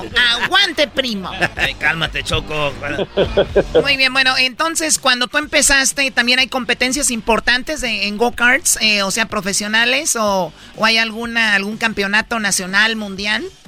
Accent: Mexico; Soy mexicana

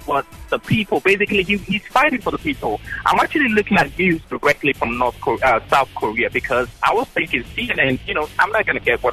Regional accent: Ghana; now in United States; I'm from Ghana, a country in West Africa

